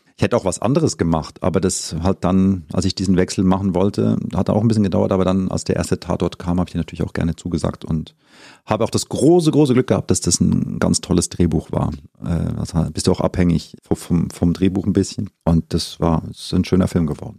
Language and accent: German; Zurich, Switzerland; moved away as an adult; now in Germany; ich bin in Zürich geboren und aufgewachsen und habe mich dann vor ein paar Jahren entschieden, meinen Weg nach Deutschland zu machen